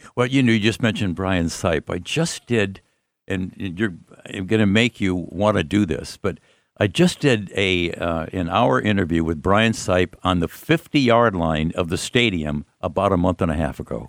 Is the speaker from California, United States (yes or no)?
no; Cleveland, Ohio, United States; I'm from here